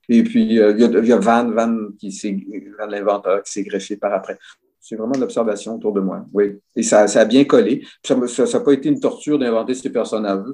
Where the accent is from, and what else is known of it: Quebec, Canada